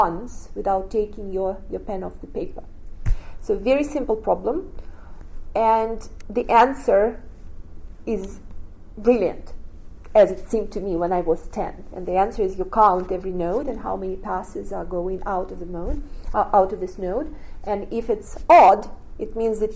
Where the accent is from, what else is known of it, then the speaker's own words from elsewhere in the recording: Russia; moved away; I grew up in Russia